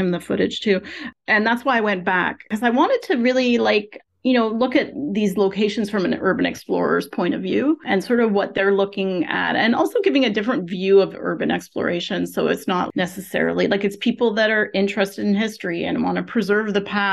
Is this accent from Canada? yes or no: yes; Canada; I'm a Canadian